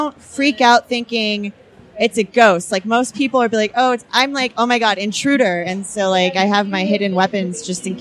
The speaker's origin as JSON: {"language": "English", "town": "Homestead", "region": "Florida", "country": "United States", "tie": "born or raised there", "moved": "as an adult", "lives_now": "California, United States", "said": "I grew up in Florida"}